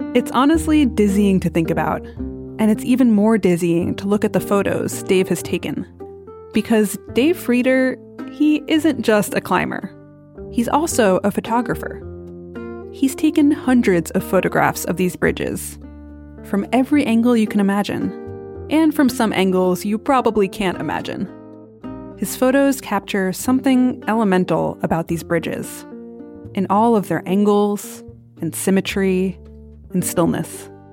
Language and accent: English; New York City, New York, United States; Growing up in New York City, I always had to cross a bridge to go anywhere else